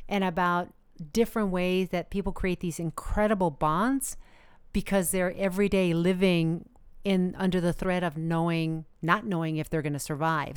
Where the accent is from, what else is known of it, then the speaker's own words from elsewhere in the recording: United States; I am a very proud American